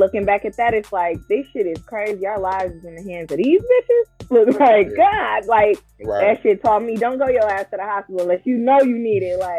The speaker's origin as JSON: {"language": "English", "town": "Milwaukee", "region": "Wisconsin", "country": "United States", "tie": "born or raised there", "said": "Yeah, so I grew up on Congress Street, born and raised in Milwaukee, Wisconsin, Northside."}